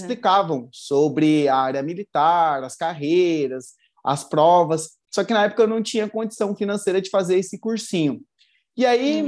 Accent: São Paulo, Brazil; tenho 30 anos, sou natural de São Paulo

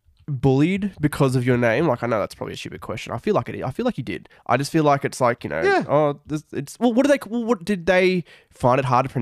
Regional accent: Australia; because I'm an Australian, yeah, as you can probably tell by the accent.

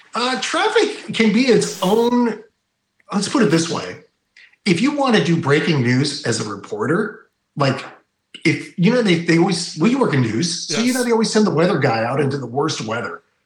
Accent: Bay Area, California, United States; you and I grew up in the Bay Area

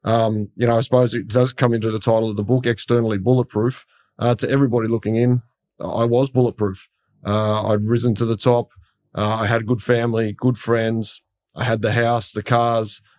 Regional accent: Sydney, New South Wales, Australia; as a kid, I grew up in Western Sydney

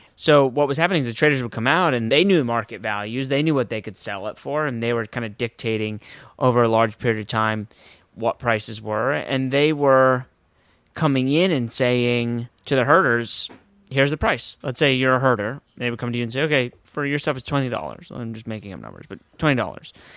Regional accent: Westport, Connecticut, United States; I'm from Westport, Connecticut

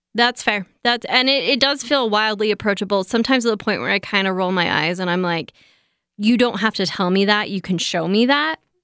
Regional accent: United States; I am so American

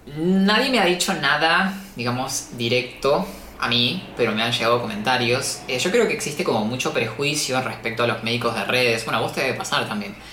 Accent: Patagonia, Argentina; moved away as an adult; now in Buenos Aires, Argentina; yo soy del sur, en realidad yo soy de la Patagonia, entonces me mudé a Buenos Aires a estudiar medicina

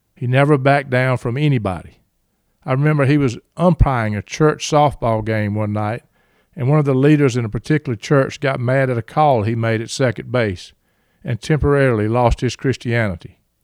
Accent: Reynolds, Georgia, United States; as a boy growing up in Reynolds, Georgia

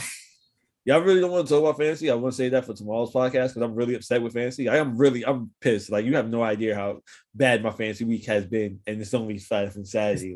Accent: New York City, New York, United States; I'm from New York City

